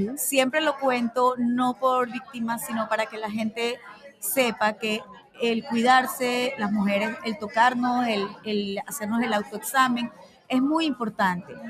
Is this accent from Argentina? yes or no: no; Venezuela; moved away as an adult; also born or lived in Panama; now in United States; soy venezolana de pura cepa, con mucho orgullo por mi país